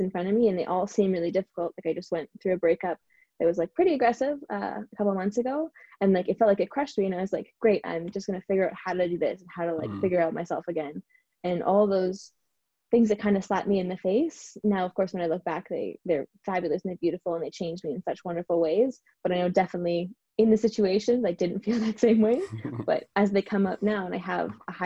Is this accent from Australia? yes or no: no; Canada; now in Vancouver, Canada; move somewhat across the country to Vancouver, because I'm from Canada